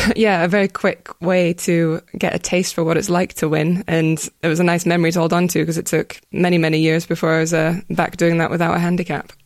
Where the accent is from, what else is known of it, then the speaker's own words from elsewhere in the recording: Scotland, United Kingdom; my hometown's got its own games, but it doesn't have cycling in it, which is upsetting. But, yeah, they're, they're all over Scotland every weekend through the summer